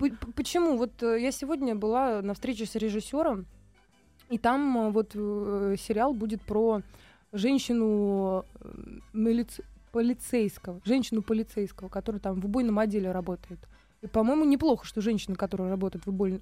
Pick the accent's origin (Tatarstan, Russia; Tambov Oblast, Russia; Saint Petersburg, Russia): Tambov Oblast, Russia; Michurinsky District; born or raised there; also born or lived in Priozersk, Leningrad Oblast; now in Moscow, Russia